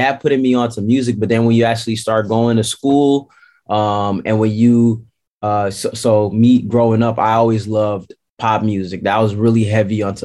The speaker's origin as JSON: {"language": "English", "town": "Amsterdam", "region": "North Holland", "country": "Netherlands", "tie": "born or raised there", "said": "So you're from Amsterdam? Yes, sir. Born and raised out here"}